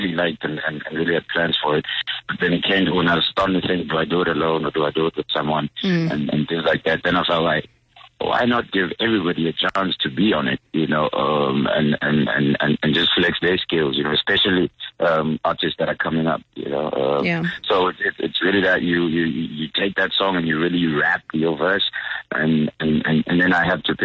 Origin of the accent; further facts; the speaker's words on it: Katlehong, Gauteng, South Africa; I'm from Katlehong